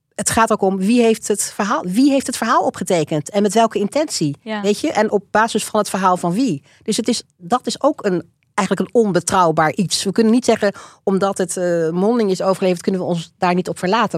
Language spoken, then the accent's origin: Dutch; Netherlands; also born or lived in Rotterdam / Wageningen / Leiden; ik ben opgegroeid in um, Alphen aan de Rijn en in Wageningen.